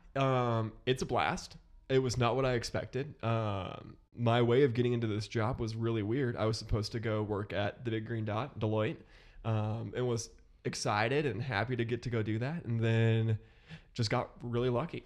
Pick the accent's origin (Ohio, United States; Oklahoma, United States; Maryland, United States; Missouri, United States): Ohio, United States; Columbus; moved away as an adult; now in Chicago, United States; I grew up in Columbus, Ohio, moved here from Columbus about a year ago now